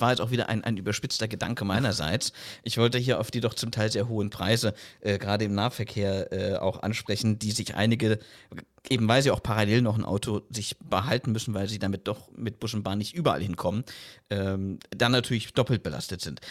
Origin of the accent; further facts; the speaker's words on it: South Thuringia, Germany; moved away; Ich war erst jetzt am vergangenen Wochenende wieder in meiner Heimat in Südthüringen